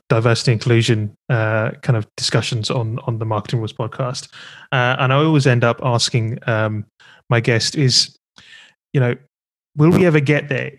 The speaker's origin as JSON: {"language": "English", "country": "United Kingdom", "said": "As a Brit"}